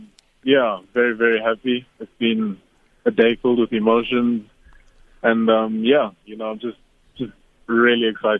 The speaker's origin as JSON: {"language": "English", "country": "South Africa", "said": "the responsibility that I have as a South African cricketer"}